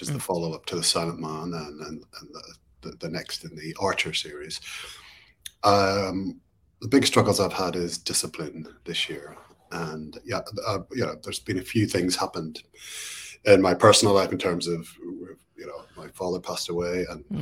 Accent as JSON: {"language": "English", "town": "Belfast", "region": "Northern Ireland", "country": "United Kingdom", "tie": "born or raised there", "said": "growing up in Northern Ireland, in Belfast, during the Troubles"}